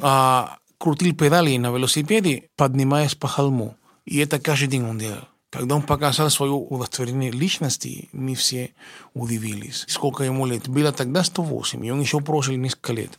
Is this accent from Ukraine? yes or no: no; Cuba; Russian is a second language; moved away as an adult; now in Russia; Приехал я э, из Кубы учиться в консерватории имени Чайковского